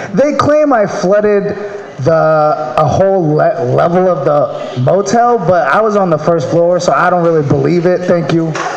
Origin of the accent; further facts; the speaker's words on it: Maryland, United States; moved away; I'm from Maryland